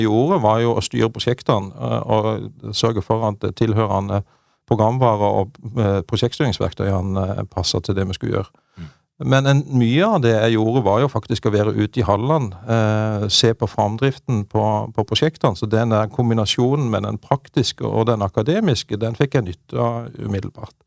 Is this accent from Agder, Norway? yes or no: yes; Bjelland, Agder, Norway; født og oppvokst i Marendal i, i Vest-Agder. I Bjelland. Lita bygd der.